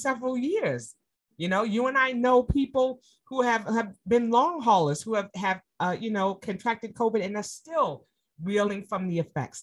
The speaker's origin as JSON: {"language": "English", "town": "New York City", "region": "New York", "country": "United States", "tie": "born or raised there", "said": "New York City, my hometown"}